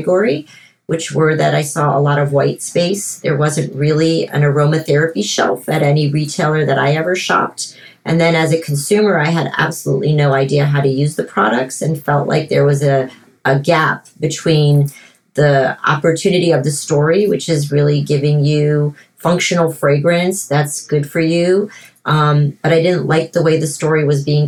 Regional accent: France; moved away as an adult; also born or lived in Miami, United States; now in United States; my parents divorced and moved from Miami to Paris when I was 7 years old. And I grew up in France

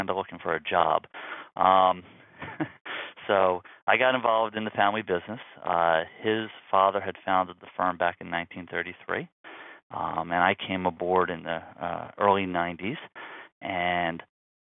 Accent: Philadelphia, Pennsylvania, United States; moved away as an adult; now in New York, United States; I'm originally from Philadelphia and became a New York transplant when I went to school for engineering

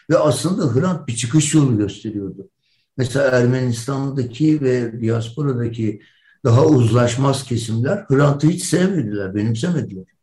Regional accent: Turkey; Ben Türkiye'liyim kardeşim. Ben bundan vazgeçmem. Burası benim memleketim. Ve ben buradaki insanlarla beraber yaşamak istiyorum.

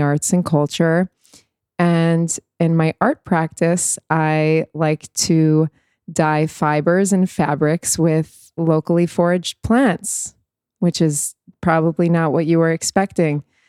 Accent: New York, United States; moved away as an adult; now in Tel Aviv, Israel; I'm a native New Yorker

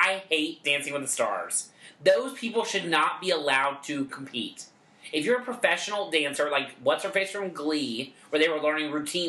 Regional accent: Hillsboro, United States; But I'm also from Hillsboro.

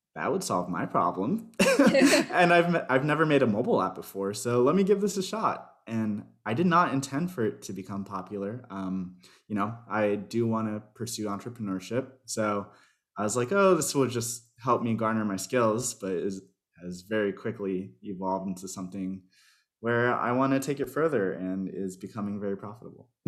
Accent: Miami, Florida, United States; also born or lived in Chicago; Miami, Florida.

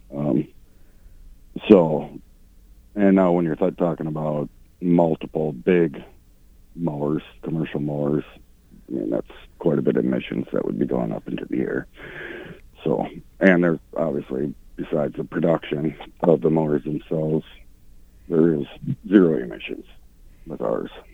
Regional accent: Sioux Falls, South Dakota, United States; moved away as an adult; now in Mankato, United States; I'm originally from Sioux Falls.

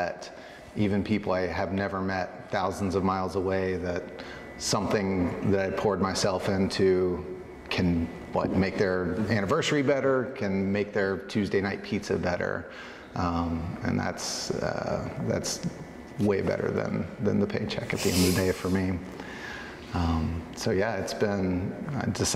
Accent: Chattanooga, Tennessee, United States; moved away as an adult; also born or lived in Atlanta, Georgia / New Zealand / Santa Cruz, California; now in Oregon, United States; I'm from Chattanooga, Tennessee, so not exactly the heart of wine country

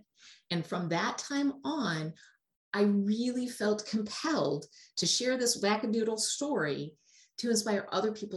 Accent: Milwaukee, Wisconsin, United States; I am from Wisconsin in the Milwaukee area

